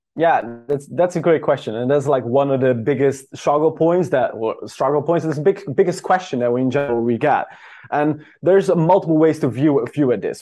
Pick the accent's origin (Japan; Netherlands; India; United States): Netherlands; moved away; I'm from the Netherlands originally